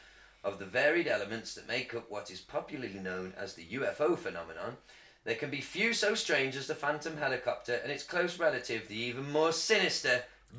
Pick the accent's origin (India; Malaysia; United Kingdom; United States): United Kingdom